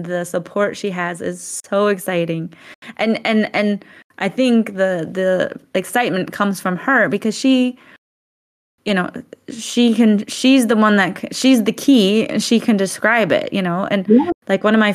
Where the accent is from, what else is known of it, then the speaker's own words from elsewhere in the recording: Midwest, United States; moved away; I grew up in the Midwest, do you know how boring of a place that is?